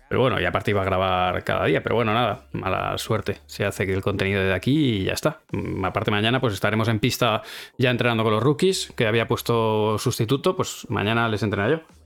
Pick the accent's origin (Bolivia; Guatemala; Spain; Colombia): Spain; somos españoles